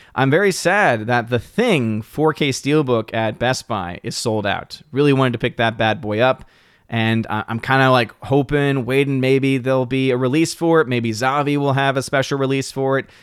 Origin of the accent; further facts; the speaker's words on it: New Orleans, Louisiana, United States; moved away; back in my hometown, New Orleans